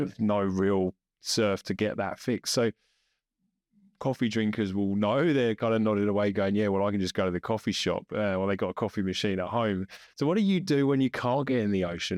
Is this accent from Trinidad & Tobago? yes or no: no; England, United Kingdom; now in Australia; being English